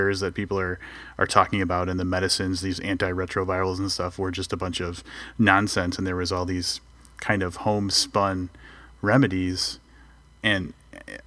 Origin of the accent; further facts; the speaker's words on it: United States; as an American